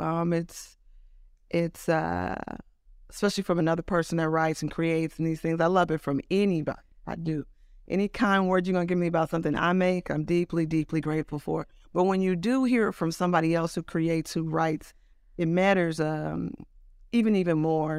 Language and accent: English; Oakland, California, United States; moved away as an adult; also born or lived in New York; now in Los Angeles, United States; I was born in Oakland. Um, I moved to, we moved to Los Angeles when I was about ten, and then I moved back to the Bay Area when I was seventeen or eighteen